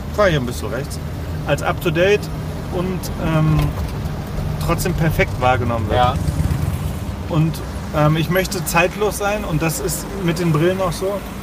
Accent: Leipzig, Saxony, Germany; als Leipziger

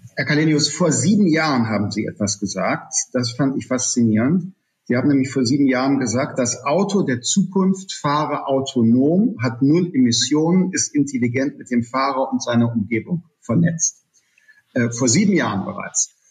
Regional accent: Germany; in unserem Land

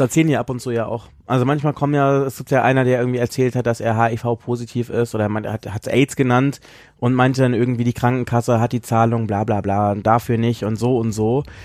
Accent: Southern Germany, Germany; moved away as an adult; also born or lived in Baden-Baden; now in Berlin, Germany; ich komme ja ursprünglich aus Süddeutschland

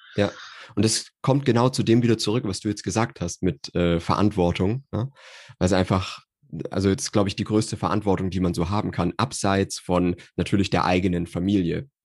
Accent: Nuremberg region, Bavaria, Germany; also ich bin aus der Nürnberger Region

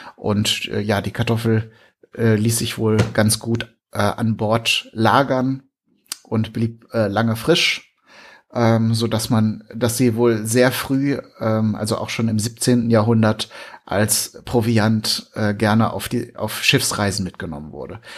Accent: Germany; bei uns in Deutschland

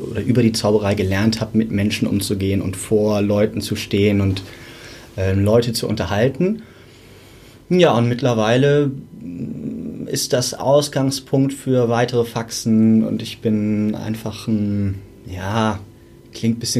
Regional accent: Hamburg, Germany; Ich komme aus Hamburg

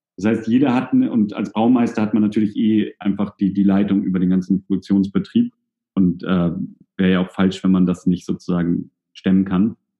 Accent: Hamburg, Germany; now in Kiel, Germany; ich komme ja aus Hamburg, bin ja nach Kiel gezogen

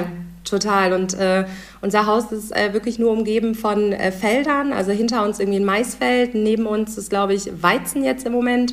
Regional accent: Husum, Schleswig-Holstein, Germany; now in Düsseldorf, Germany; ursprünglich äh, komme ich nämlich aus Husum

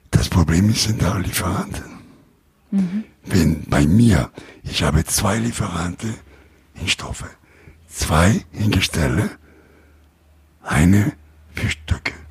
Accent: Italy; German is a second language; Ich bin Italiener

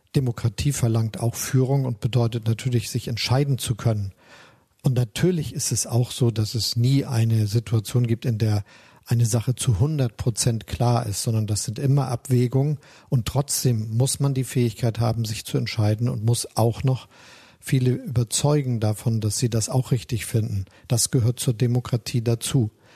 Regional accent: Hamburg, Germany; also born or lived in Osnabrück; Ich bin ja in der Hansestadt Hamburg aufgewachsen, der Freien und Hansestadt Hamburg

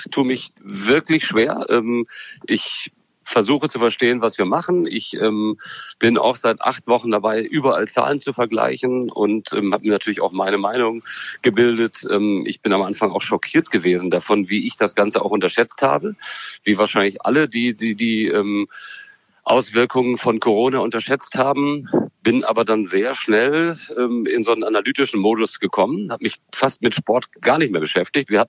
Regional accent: Germany; aber ich trage die Maske natürlich vorbildlich trotzdem. Dafür sind wir Deutsche.

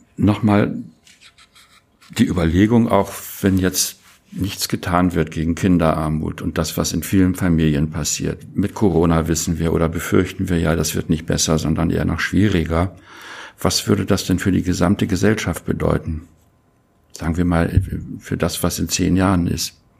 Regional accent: Germany; einer wie ich äh, hier in Deutschland geboren

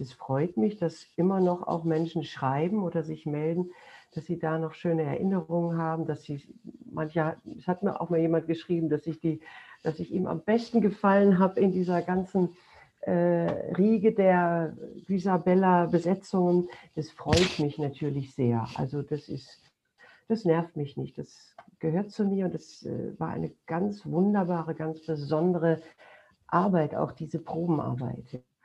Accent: Duisburg, North Rhine-Westphalia, Germany; in Duisburg gespielt, meiner Heimatstadt

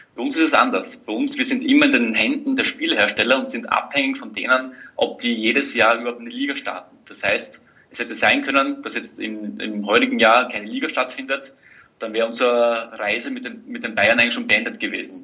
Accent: Styria, Austria; als Steirer

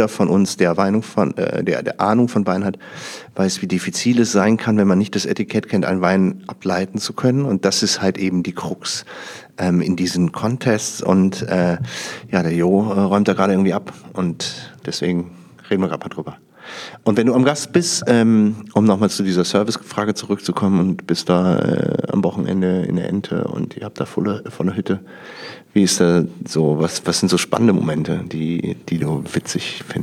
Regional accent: North Rhine-Westphalia, Germany; moved away; ich komme aus dem Rheinland ursprünglich, also rund um Düsseldorf, Niederrhein.

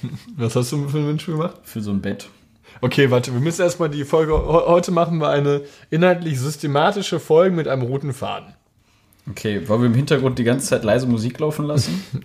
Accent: Schwerte, North Rhine-Westphalia, Germany; bin 22 Jahre alt und komme aus dem wunderschönen Schwerte.

